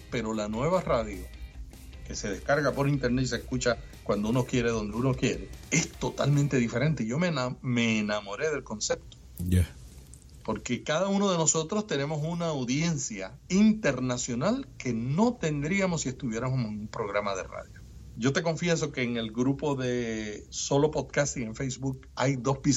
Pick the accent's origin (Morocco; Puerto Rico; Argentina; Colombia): Puerto Rico; puertorriqueños y los cubanos y los dominicanos somos los andaluces de América